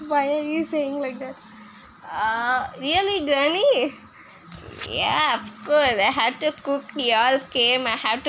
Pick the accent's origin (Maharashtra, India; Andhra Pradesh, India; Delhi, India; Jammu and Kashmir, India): Andhra Pradesh, India; English is a second language; Because I'm from India, so I'm from Andhra Pradesh state.